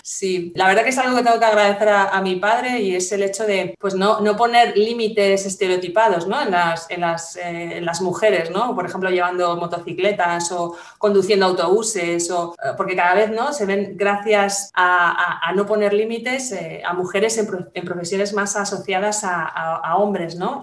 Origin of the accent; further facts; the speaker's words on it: Spain; los españoles, bueno, tenemos una forma de hablar eh, determinada por nuestra, por nuestra cultura